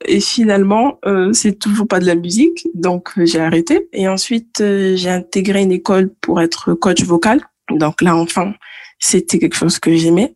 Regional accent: Toulouse, Occitania, France; also born or lived in Guadeloupe; J'ai grandi à Toulouse, je suis née à Toulouse et je suis originaire euh, de la Guadeloupe

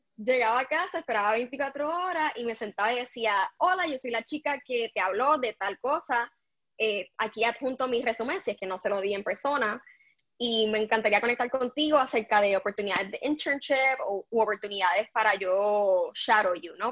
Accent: Puerto Rico; moved away; yo soy puertorriqueña

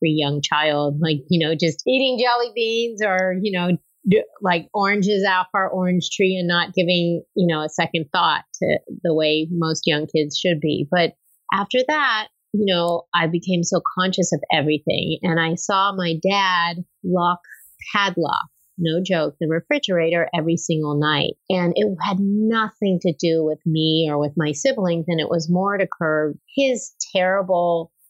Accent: Los Angeles, California, United States; I grew up in California, in Los Angeles

